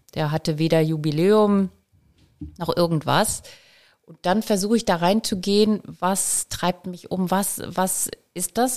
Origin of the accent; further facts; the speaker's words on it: Elmshorn, Schleswig-Holstein, Germany; also born or lived in Kiel; ich komm aus Emshorn